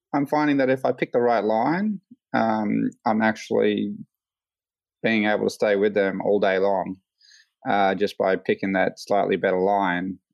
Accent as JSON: {"language": "English", "region": "Queensland", "country": "Australia", "tie": "born or raised there", "also_born_or_lived": "California", "said": "I was born here"}